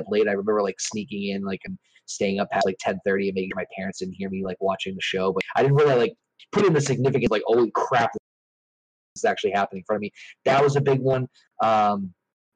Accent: Boston, Massachusetts, United States; I'm from the Boston, Massachusetts area

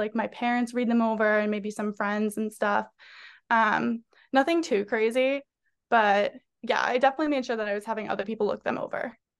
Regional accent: North Andover, Massachusetts, United States; moved away as an adult; also born or lived in New York; I'm from Massachusetts, specifically North Andover, Massachusetts, so just thirty minutes north of Boston

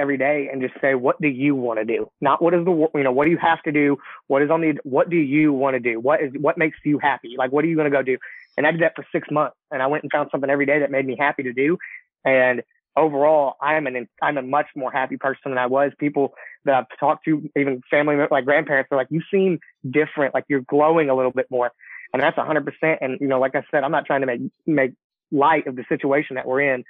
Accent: Goldthwaite, Texas, United States; also born or lived in Gatesville, Texas; I graduated from Goldthwaite.

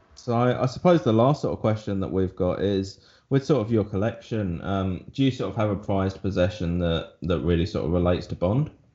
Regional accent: England, United Kingdom; I'm English

